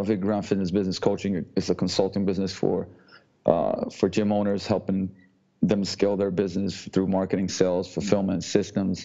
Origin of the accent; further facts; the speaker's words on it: Slovenia; moved away as an adult; also born or lived in London, United Kingdom; now in Seattle, United States; I come from Slovenia. I was born and raised in Yugoslavia before the war, turned into Slovenia afterwards